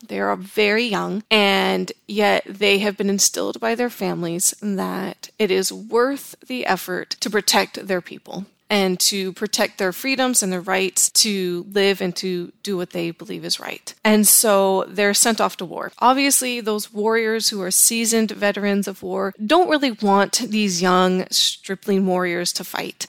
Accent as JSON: {"language": "English", "town": "Los Angeles", "region": "California", "country": "United States", "tie": "born or raised there", "also_born_or_lived": "Utah / Virginia / Savannah, Georgia", "moved": "yes", "said": "I grew up in Southern California and then I moved to Utah"}